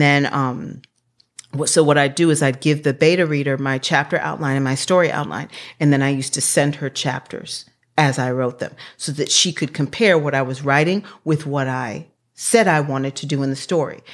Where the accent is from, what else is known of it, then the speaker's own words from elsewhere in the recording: Washington, District of Columbia, United States; I grew up in Washington, D C at thirteenth and Park Road in the eighties